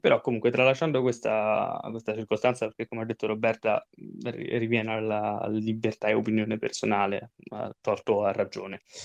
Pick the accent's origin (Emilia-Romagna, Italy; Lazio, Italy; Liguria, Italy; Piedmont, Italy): Lazio, Italy; Rome; io sono romano